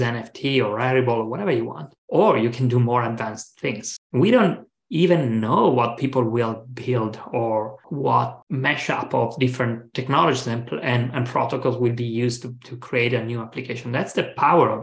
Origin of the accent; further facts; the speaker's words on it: Italy; moved away as an adult; now in San Francisco, United States; I'm from Italy